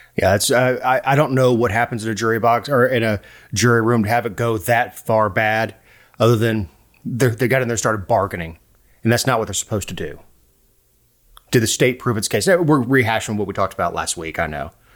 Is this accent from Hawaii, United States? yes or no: no; Florida, United States; I'm from Florida